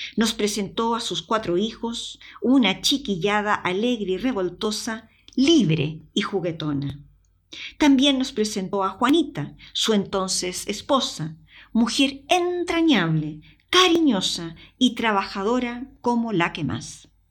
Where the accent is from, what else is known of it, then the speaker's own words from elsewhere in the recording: Chile; accent: Chilean; moved away as an adult; also born or lived in Madrid / Palma de Mallorca; now in Spain; Mi acento chileno